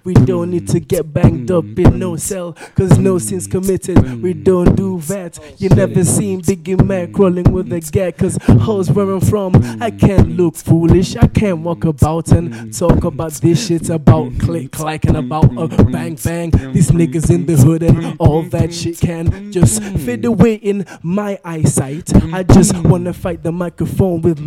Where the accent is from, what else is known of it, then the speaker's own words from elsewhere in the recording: Kenya; moved away; I come from Kenya myself